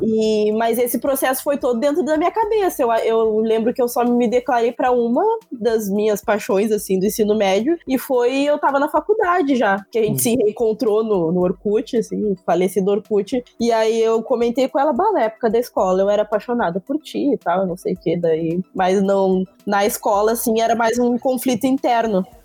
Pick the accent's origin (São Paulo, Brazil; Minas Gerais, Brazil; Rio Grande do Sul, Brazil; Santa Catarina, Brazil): Rio Grande do Sul, Brazil; eu sou do Rio Grande do Sul